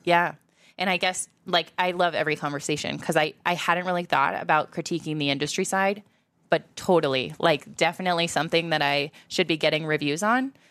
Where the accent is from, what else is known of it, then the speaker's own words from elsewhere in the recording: Iowa, United States; as a Midwesterner, as, like, an Iowan